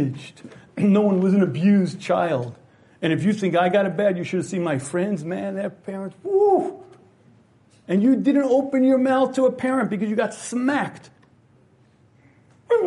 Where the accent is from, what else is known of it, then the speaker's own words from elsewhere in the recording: United States; I grew up in America in the early, I guess the 60s we'll call it